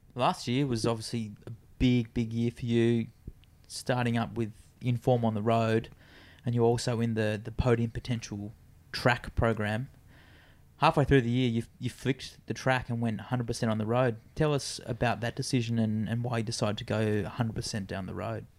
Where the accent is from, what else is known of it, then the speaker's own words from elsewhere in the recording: Australia; I think being an Australian